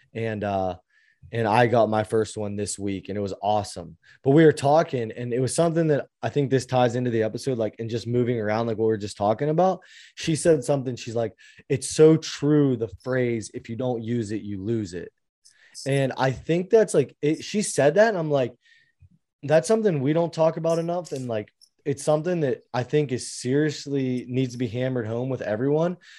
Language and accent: English; Pittsburgh, Pennsylvania, United States; I'm from Pittsburgh